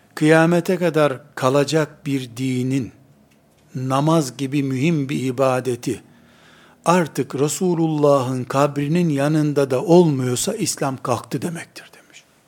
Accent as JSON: {"language": "Turkish", "country": "Turkey", "said": "Biz Türkiye'liyiz."}